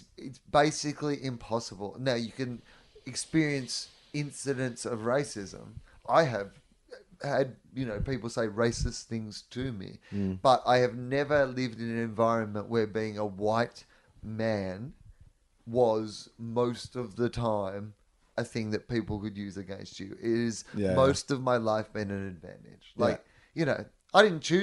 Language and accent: English; Australia; moved away